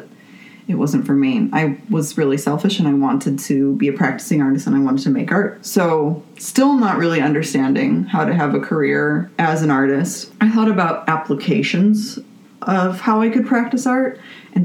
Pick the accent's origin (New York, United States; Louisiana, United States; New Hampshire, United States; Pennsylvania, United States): New York, United States; Buffalo; moved away as an adult; now in Twin Cities, United States; I am from Buffalo, New York, and I got my undergraduate degree there